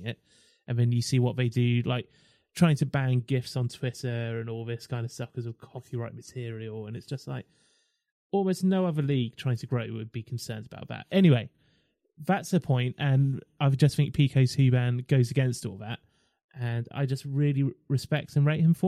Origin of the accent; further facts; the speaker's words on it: Milford, South East England, United Kingdom; I'm from Milford in Surrey.